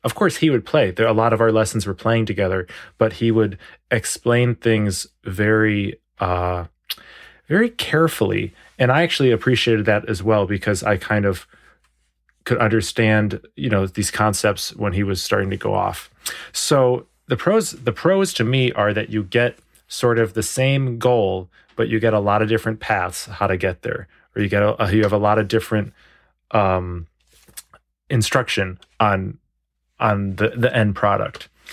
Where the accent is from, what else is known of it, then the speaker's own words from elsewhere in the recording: Evanston, Illinois, United States; moved away as an adult; I'm originally from the suburbs of Chicago. I was born in Evanston and, um, lived in Cook County, which is the county of Chicago and Evanston my whole life until I was twenty-two.